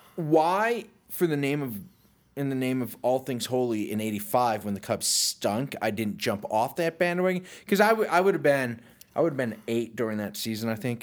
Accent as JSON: {"language": "English", "town": "Rochester", "region": "New York", "country": "United States", "tie": "born or raised there", "also_born_or_lived": "Chicago", "moved": "as an adult", "said": "I grew up outside of Rochester"}